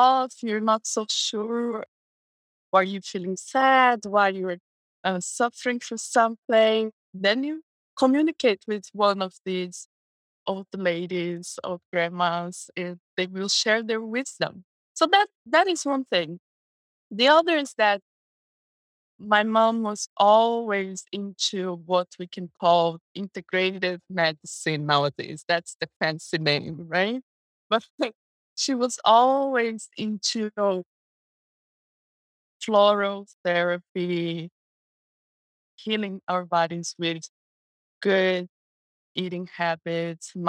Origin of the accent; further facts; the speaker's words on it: Brazil; English is a second language; also born or lived in West Coast, United States; now in United States; So I was raised in Brazil. That's where I'm from.